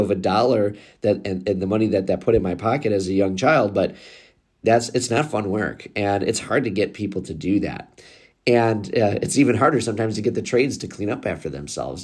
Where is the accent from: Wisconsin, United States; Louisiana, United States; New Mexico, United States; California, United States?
Wisconsin, United States; I'm from Wisconsin